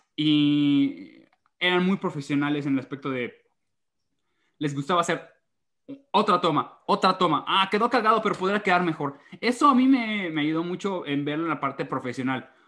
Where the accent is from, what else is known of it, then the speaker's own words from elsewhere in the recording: Mérida, Yucatán, Mexico; estoy muy acostumbrado de que en Mérida todos hablan así